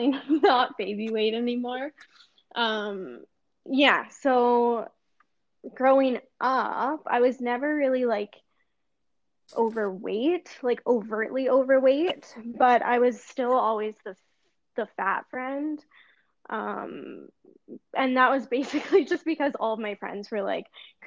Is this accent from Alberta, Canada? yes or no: yes; Edmonton, Alberta, Canada; I'm from Edmonton, Alberta, Canada